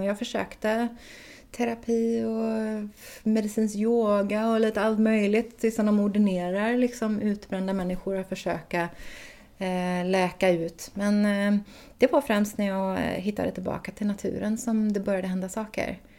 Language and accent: Swedish; Floda, Västra Götaland, Sweden; also born or lived in Gothenburg / Ljungskile / United States; född i Göteborg och sen när jag var ett så flyttade vi ut till Floda och där bodde vi tills jag var tio innan vi flyttade norrut till Ljungskile